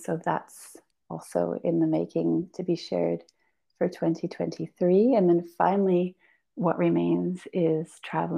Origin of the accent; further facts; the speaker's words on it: Belgium; also born or lived in Portugal; now in Ericeira, Portugal; I was Albanian, but born and raised in Belgium and now in Portugal